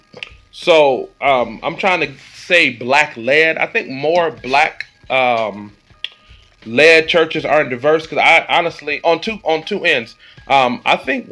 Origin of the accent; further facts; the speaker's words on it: Detroit, Michigan, United States; I grew up in Detroit